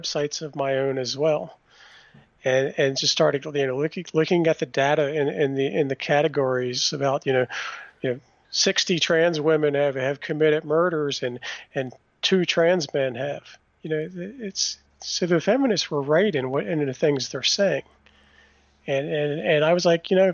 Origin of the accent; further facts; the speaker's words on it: Washington, District of Columbia, United States; And I was born in Washington, D.C.